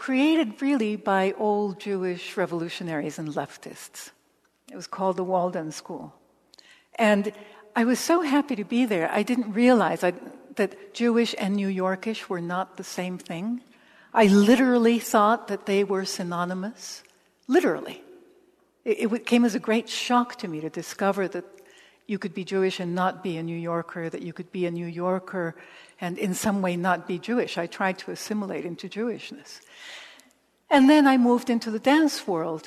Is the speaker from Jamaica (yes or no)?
no; Mexico; moved away; also born or lived in Los Angeles, United States / Nicaragua / El Salvador / Paris; I grew up in Mexico, but also I grew up in Los Angeles